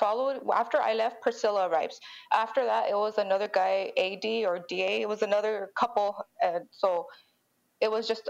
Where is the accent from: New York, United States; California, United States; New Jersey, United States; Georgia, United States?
California, United States; Los Angeles; I'm from East LA.